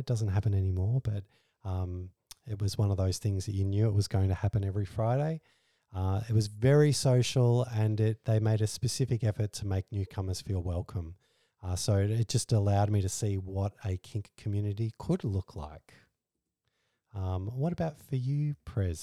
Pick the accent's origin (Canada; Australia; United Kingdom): Australia; we're Australian